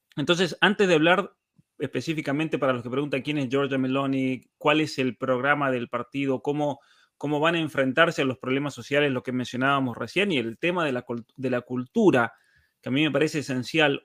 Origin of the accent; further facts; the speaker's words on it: Argentina; now in Canada; yo me crié en la Argentina